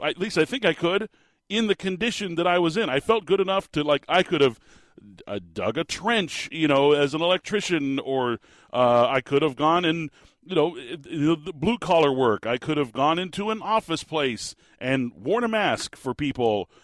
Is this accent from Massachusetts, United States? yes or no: no; Phoenix, Arizona, United States; also born or lived in Tucson, Arizona; I've lived in the state of Arizona my entire life